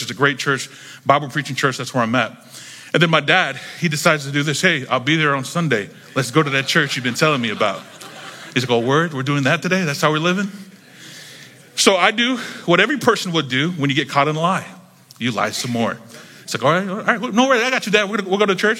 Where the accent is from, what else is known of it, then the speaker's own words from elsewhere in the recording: Jacksonville, North Carolina, United States; moved away as an adult; now in Miami, United States; I grew up in North Carolina